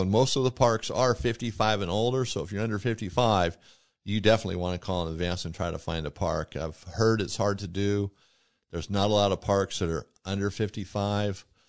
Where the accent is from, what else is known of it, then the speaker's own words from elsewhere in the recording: Yuma, Arizona, United States; also born or lived in Welton, Arizona; now in Montana, United States; I'm from Yuma, Arizona, moved from Arizona to Montana